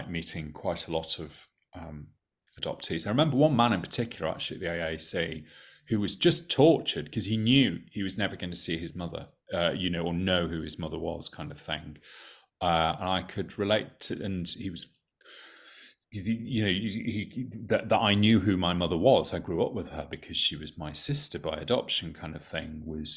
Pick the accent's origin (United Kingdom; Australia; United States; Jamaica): United Kingdom; I as a British person